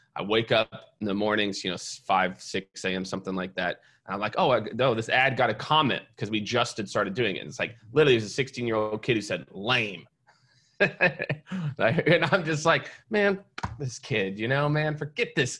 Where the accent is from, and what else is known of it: Kansas City, Missouri, United States; born or raised there; also born or lived in Iowa / New York; now in Austin, United States